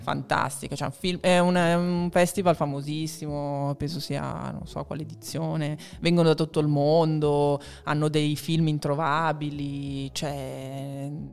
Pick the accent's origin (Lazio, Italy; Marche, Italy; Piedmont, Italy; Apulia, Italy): Marche, Italy; now in Milan, Italy; io sono marchigiana